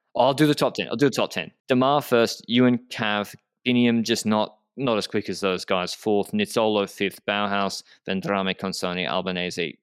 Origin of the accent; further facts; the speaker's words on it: Australia; as an Australian